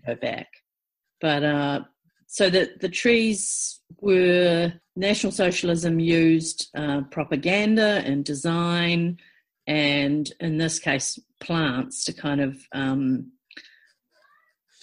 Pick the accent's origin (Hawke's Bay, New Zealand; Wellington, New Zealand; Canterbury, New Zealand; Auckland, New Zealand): Canterbury, New Zealand; Timaru; I grew up in in Te Maru